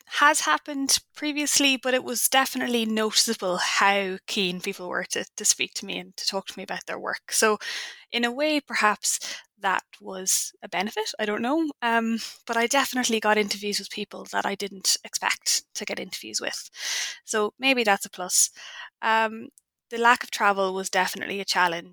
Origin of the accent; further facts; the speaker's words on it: Ireland; I'm Irish